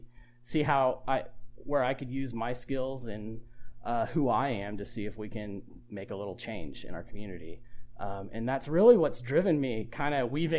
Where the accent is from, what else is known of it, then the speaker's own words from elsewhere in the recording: Fayetteville, Georgia, United States; moved away as an adult; also born or lived in Atlanta; now in Clarkston, United States; So I've lived in Georgia most of my life. I grew up in Fayetteville, which is about, 45 minutes south of here.